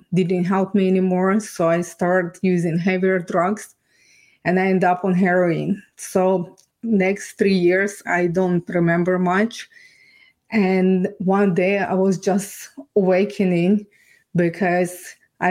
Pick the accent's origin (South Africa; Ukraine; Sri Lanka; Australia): Ukraine; English is a second language; moved away as an adult; now in Canada; I was born and raised in Ukraine.